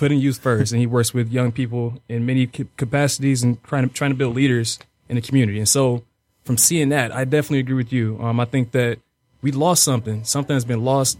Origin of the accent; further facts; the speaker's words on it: Detroit, Michigan, United States; We're all from Dete-, the city of Detroit